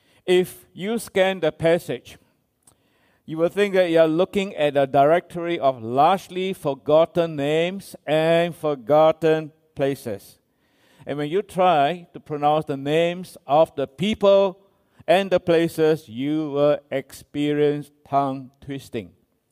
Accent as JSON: {"language": "English", "country": "Singapore"}